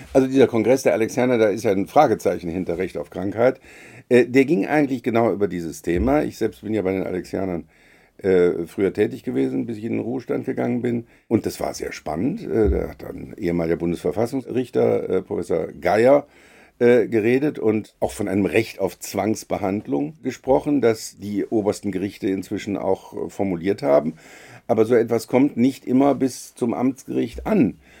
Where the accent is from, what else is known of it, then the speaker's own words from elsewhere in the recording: Rhineland, Germany; als, als Rheinländer